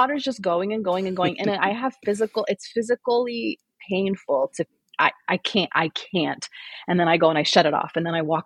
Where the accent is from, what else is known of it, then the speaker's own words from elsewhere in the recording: St. Louis, Missouri, United States; moved away as an adult; now in Scottsdale, United States; I am originally from St. Louis, which is in the middle of the country.